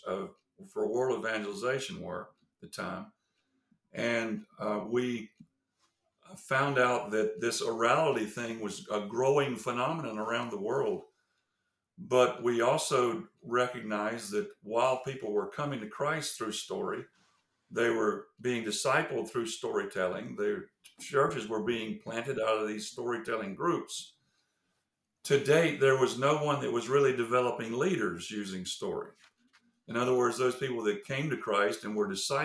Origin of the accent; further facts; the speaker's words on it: the South, United States; accent: Southern; moved away as an adult; also born or lived in Indonesia; I grew up in the South, and you can probably tell by my accent that I'm Southern